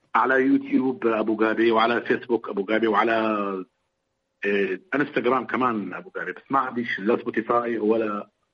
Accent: Damascus, Damascus Governorate, Syria; انا كفلسطيني مثلا كنت عايش بمخيم اليرموك

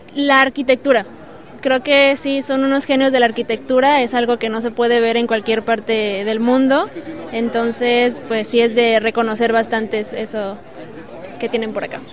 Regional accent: Oaxaca, Mexico; soy mexicana eh, del estado de Oaxaca

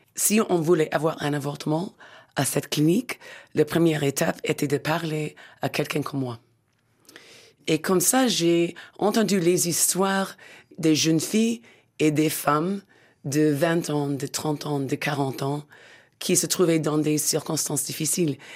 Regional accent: Pennsylvania, United States; French is a second language; moved away; le petit village où je suis né, dans la Pennsylvanie

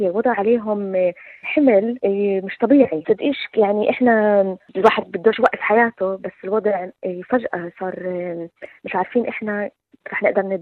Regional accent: Syria; انا سوري فرحت يعني شوي بالمسرحيه

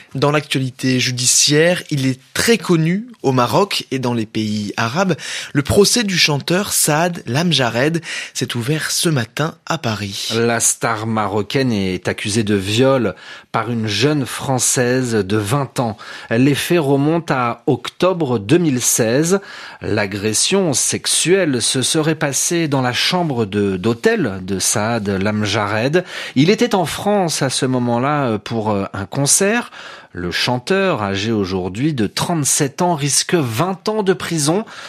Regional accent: Iran; moved away; mon pays, l'Iran

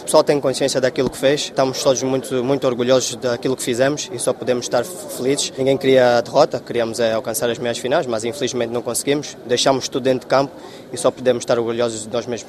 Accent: Angola; enquanto angolanos

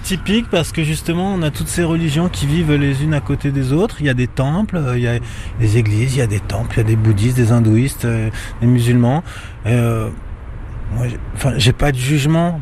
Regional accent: France; also born or lived in Antilles; j'ai grandi en France

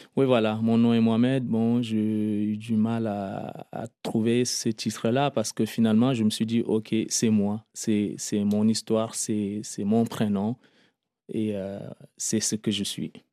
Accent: Lac, Chad; moved away as an adult; also born or lived in Darfur / Libya; now in Paris, France; je me considère quand même un peu tchadien parce que j'ai fait des études là et après, j'ai eu mon enfance là, ma jeunesse.

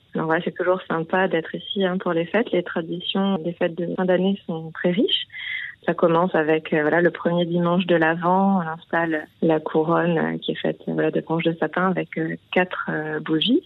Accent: Pyrénées-Orientales, Languedoc-Roussillon, Occitania, France; now in Berlin, Germany; je viens du sud de la France, du Languedoc-Roussillon, anciennement, des Pyrénées-Orientales.

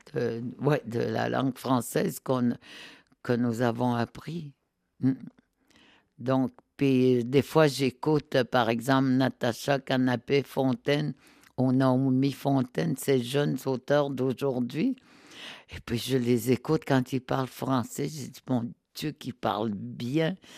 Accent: Nutshimit, Côte-Nord, Quebec, Canada; first language Innu; French is a second language; je viens de, euh, tu sais, de, du Québec, du Québec, sur la côte nord. Mais je suis née dans ce qu'on appelle Notmet

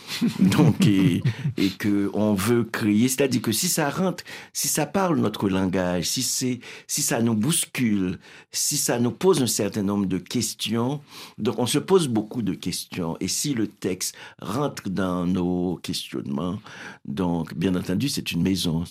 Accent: Haiti; now in Montreal, Canada; je viens d'Haïti

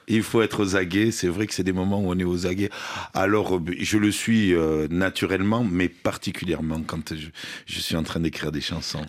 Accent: south of France, France; je viens du sud de la France

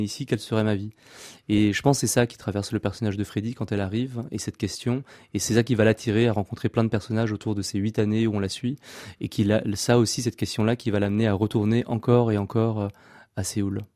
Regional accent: France; je suis né en France de parents cambodgiens

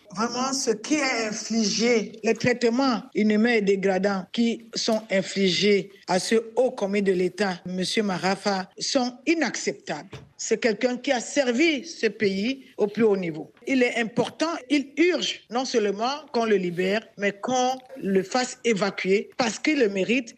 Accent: Cameroon; nous sommes des Camerounais

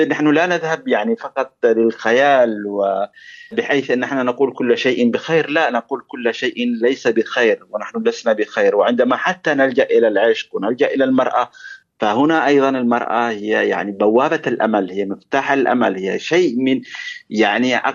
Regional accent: Yemen; moved away; وانا كيمني صحيح ان اخر مره زرت اليمن كان 2009 ولكن اليمن حاضر في ذهني واليمن يعني اعيش اليمن

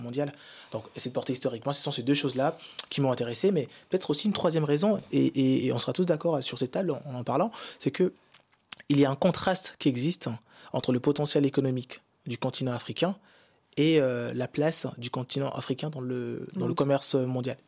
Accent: Kinshasa, DR Congo; Je suis d'origine congolaise, je suis né à Kinshasa

